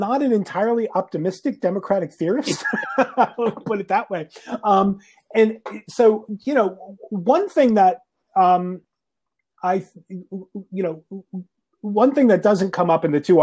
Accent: Northeast, United States; now in Nashville, United States; I'm originally from the Northeast, as if you couldn't tell from my accent

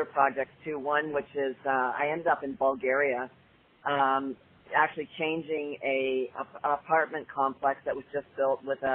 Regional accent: Canada; moved away as an adult; also born or lived in Toronto; now in United States; I'm originally from Canada

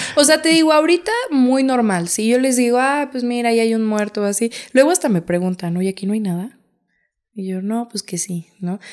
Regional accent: Santa María Xochoteco, Hidalgo, Mexico; Mi pueblito es muy bello.

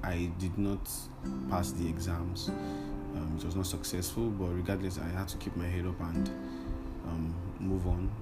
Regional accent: Lagos, Nigeria; I grew up in Lagos

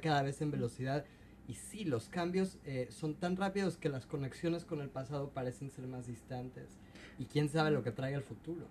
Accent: Mexico; now in Seattle, United States; en mi caso, como mexicano

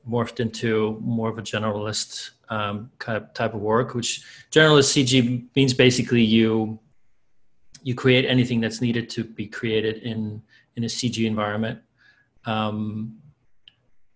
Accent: Iceland; now in Los Angeles, United States; I'm from Iceland.

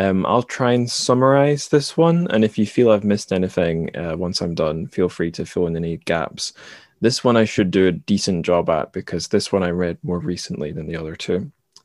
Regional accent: Dundee, Scotland, United Kingdom; moved away; my home suburb in my hometown of Dundee

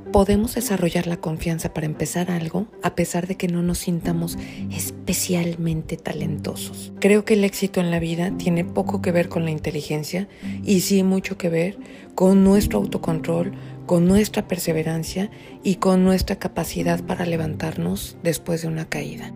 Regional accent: Mexico

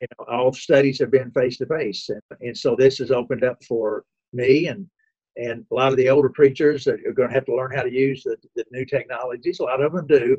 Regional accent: Owensboro, Kentucky, United States; I grew up in Owensboro, Kentucky

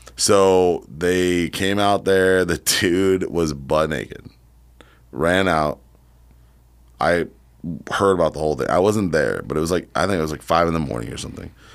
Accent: San Diego, California, United States; moved away; also born or lived in Poway, California; But I grew up in San Diego and Poway.

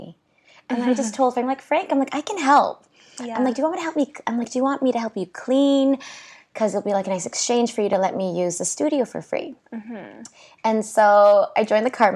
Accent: Canada; also born or lived in Calgary; I'm Canadian

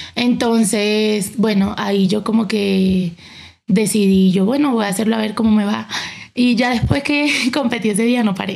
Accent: Caracas, Capital District, Venezuela; moved away as an adult; now in Bogotá, Colombia; De Caracas, Venezuela

